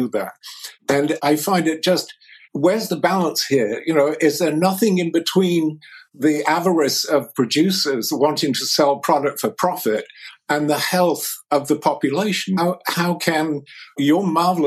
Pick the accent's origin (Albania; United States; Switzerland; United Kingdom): United Kingdom; England; I grew up in England just after the Second World War